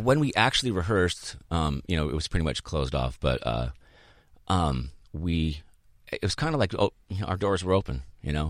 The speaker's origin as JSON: {"language": "English", "town": "Boulder", "region": "Colorado", "country": "United States", "tie": "born or raised there", "also_born_or_lived": "Chicago, Illinois", "moved": "as an adult", "lives_now": "Southern California, United States", "said": "my family moved to Boulder when I was eight"}